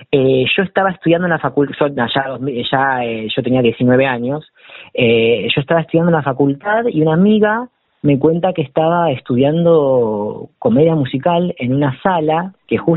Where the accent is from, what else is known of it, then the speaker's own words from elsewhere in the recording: La Plata, Buenos Aires Province, Argentina; yo soy platense, claro, sí, sí, sí, sí, yo soy platense.